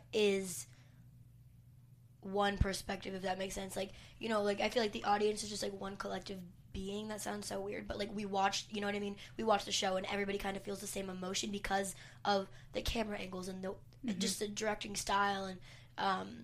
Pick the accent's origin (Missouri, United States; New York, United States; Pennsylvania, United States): New York, United States; New York City; We're both from Brooklyn originally, and Carroll Gardens